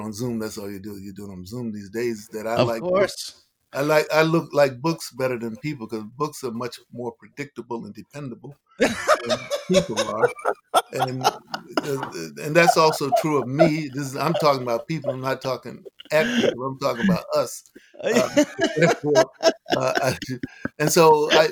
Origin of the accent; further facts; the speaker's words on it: Roanoke, Virginia, United States; growing up in Roanoke, Virginia